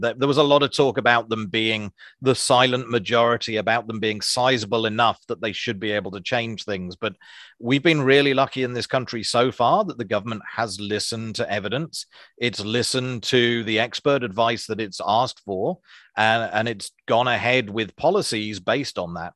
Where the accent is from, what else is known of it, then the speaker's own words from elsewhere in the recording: Isles of Scilly, South West England, United Kingdom; moved away as an adult; now in Wellington, New Zealand; I come from a small group of islands called the Isles of Scilly off the coast